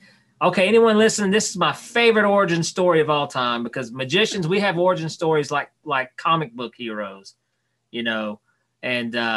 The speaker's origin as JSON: {"language": "English", "town": "Knoxville", "region": "Tennessee", "country": "United States", "tie": "born or raised there", "said": "right outside of Knoxville, Tennessee"}